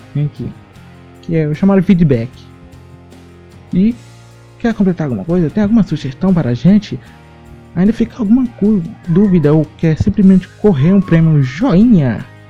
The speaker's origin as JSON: {"language": "Portuguese", "region": "Tocantins", "country": "Brazil", "said": "sou tocantinense"}